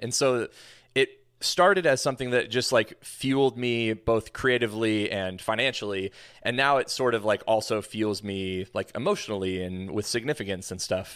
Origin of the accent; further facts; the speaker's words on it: Pacific Northwest, United States; also born or lived in Tacoma, Washington; Born and raised in the Pacific Northwest, so I've been here all my life